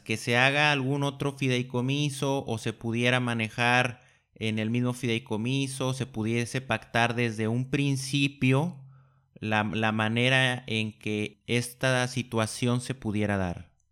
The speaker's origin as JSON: {"language": "Spanish", "country": "Mexico", "said": "nos esperan como mexicanos"}